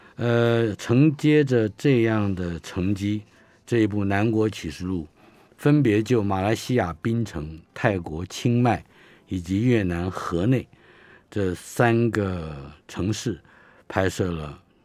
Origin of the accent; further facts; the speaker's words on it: Taiwan; 我们生在台湾人